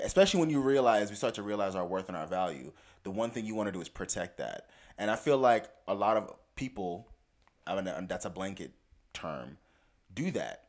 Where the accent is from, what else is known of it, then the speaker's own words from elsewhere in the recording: South Florida, United States; I grew up in South Florida